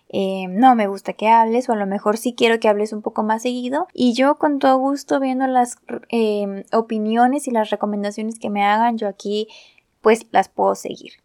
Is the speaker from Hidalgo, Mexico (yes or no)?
no; Guadalajara, Jalisco, Mexico; yo soy de México, específicamente de Guadalajara, Jalisco